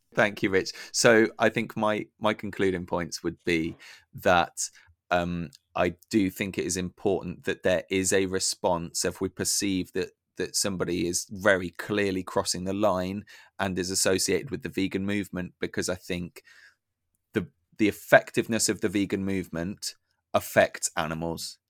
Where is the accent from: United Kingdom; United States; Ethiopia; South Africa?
United Kingdom; I'm embarrassed to be British